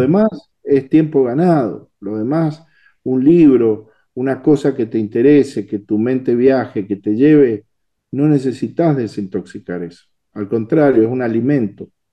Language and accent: Spanish; Mendoza, Argentina; Soy mendocino